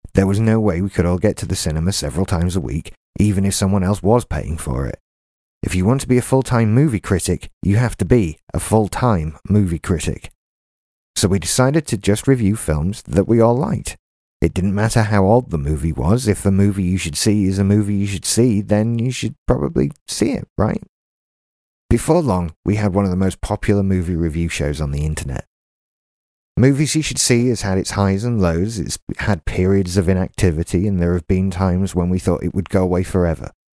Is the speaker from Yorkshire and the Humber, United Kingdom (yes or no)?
yes; Doncaster, Yorkshire and the Humber, United Kingdom; now in Haworth, United Kingdom; I'm from Doncaster, thirty-five years old, and live in the small West Yorkshire village of Haworth